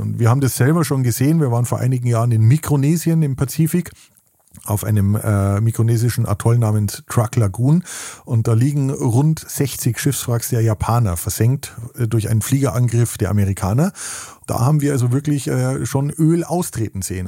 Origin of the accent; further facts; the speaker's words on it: Weitsee, Bavaria, Germany; now in Baltic Sea coast, Germany; Ich komme aus den Bergen, äh, wie man vielleicht hört. Ich bin äh, am Weichensee, einem wunderschönen Bergsee, äh, aufgewachsen